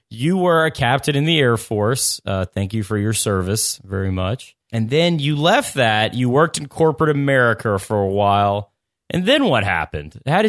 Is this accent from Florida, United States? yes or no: no; New Orleans, Louisiana, United States; I grew up in New Orleans, an hour away from you.